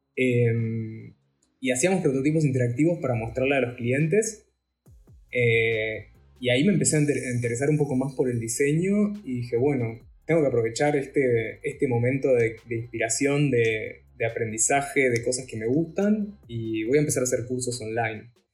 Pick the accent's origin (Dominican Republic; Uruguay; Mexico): Uruguay; Salto; yo soy de Salto